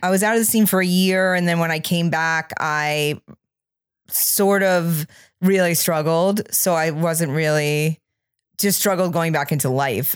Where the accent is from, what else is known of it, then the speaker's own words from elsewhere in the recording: Maine, United States; from where I grew up in Maine